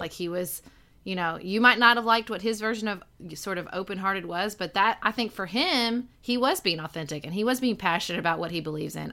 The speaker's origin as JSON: {"language": "English", "region": "Western Kentucky", "country": "United States", "moved": "as an adult", "said": "I'm from Western Kentucky"}